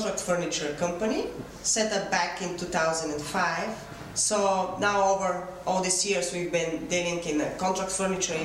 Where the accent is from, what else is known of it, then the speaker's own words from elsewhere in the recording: Bulgaria; my husband is British and we are Bulgarian British family